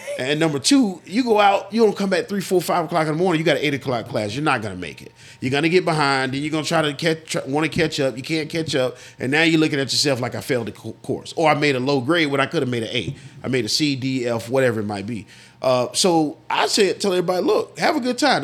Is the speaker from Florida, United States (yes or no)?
yes; Florida, United States; born or raised there; moved away as an adult